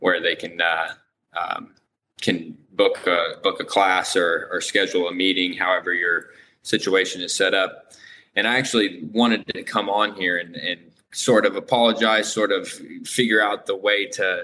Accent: Lafayette, Indiana, United States; I am from Indiana, Lafayette, Indiana.

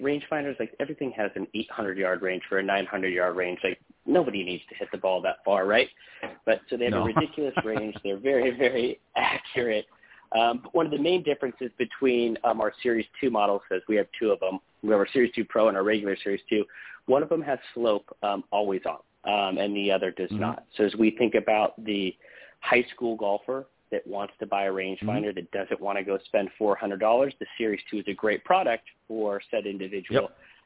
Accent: Southern California, United States; We grew up together, and we grew up in Southern California

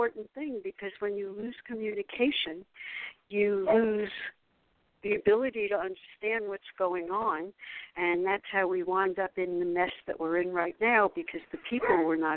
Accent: New York City, New York, United States; I grew up in New York. I am the same age as Donald Trump. He lived in Jamaica Estates, which was the upper, and I lived in Brooklyn and then moved to Forest Hills

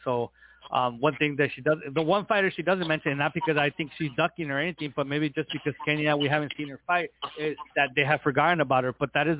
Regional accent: Tijuana, Baja California, Mexico; I'm from Tijuana

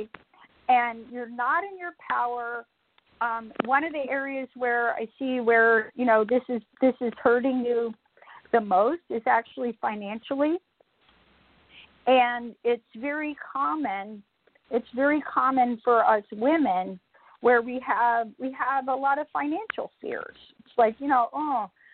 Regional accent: Atlanta, Georgia, United States; I'm from Atlanta, Georgia

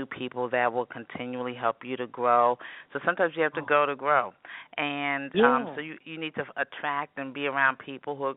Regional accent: New York City, New York, United States; I grew up in New York City. I'm a native New Yorker.

